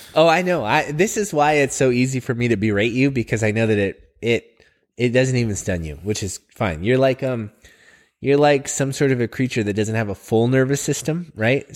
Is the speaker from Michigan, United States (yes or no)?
no; Oregon, United States; I've been here my whole life.